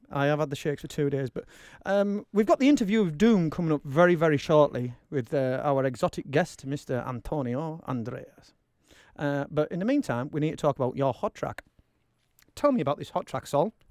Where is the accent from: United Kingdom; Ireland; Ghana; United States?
United Kingdom; Darlington, North East England; I'm I'm from Darlo.